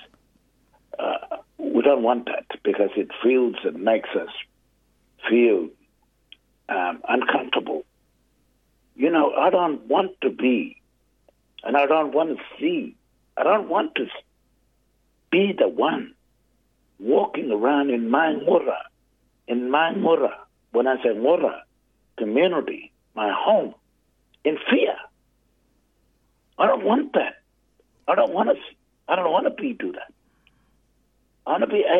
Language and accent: English; Australia; I'm from Yundamore